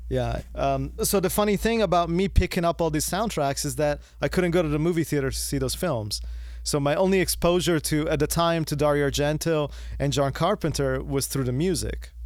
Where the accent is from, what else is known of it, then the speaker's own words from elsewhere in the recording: Florence, Tuscany, Italy; moved away; I'm originally from Italy. I was born in Florence, and I was living in Italy